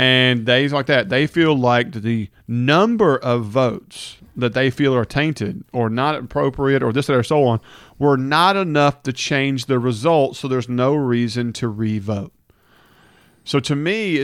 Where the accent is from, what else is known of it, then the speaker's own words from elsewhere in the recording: Hernando, Mississippi, United States; I grew up in Hernando